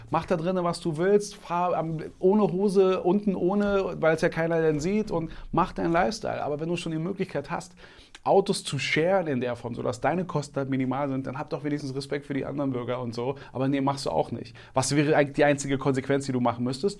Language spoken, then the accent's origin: German; Berlin, Germany; ich bin im Märkischen Viertel groß geworden, also Reinickendorf